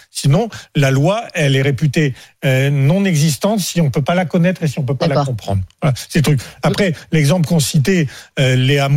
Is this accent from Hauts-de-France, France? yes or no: yes; Hauts-de-France, France; born there; Parce que moi, je suis né dans le Je suis né dans l'Aisne.